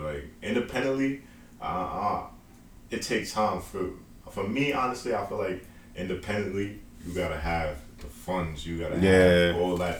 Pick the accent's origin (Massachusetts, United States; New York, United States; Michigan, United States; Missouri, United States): New York, United States; West Babylon; also born or lived in South Carolina / Atlanta, Georgia; I'm originally from Long Island, New York.